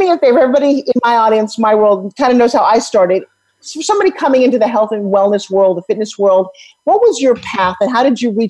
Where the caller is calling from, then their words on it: Colorado, United States; I'm in Colorado, up